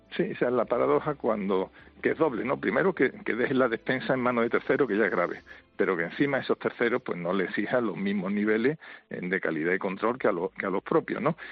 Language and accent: Spanish; Spain; somos los españoles